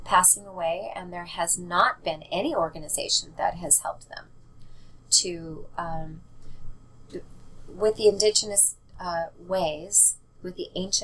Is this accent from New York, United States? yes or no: no; Seattle, Washington, United States; I grew up in Seattle